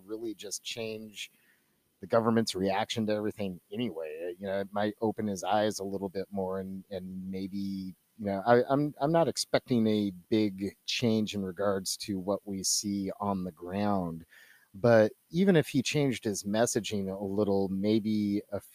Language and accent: English; Northern California, United States; I grew up in Northern California